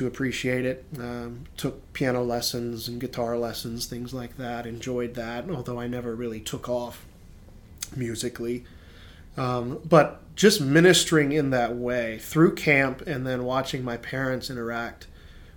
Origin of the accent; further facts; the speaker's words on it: Brevard, North Carolina, United States; I was born up there in Brevard, North Carolina, and grew up there at camp